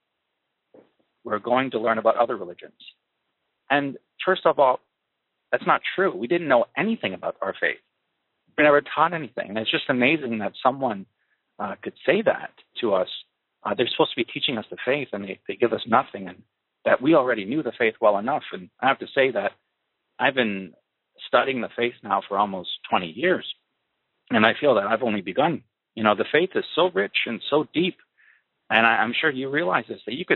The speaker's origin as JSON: {"language": "English", "town": "Kitchener", "region": "Ontario", "country": "Canada", "tie": "born or raised there", "said": "I was born and raised in Kitchener, Ontario, Canada, in 1979"}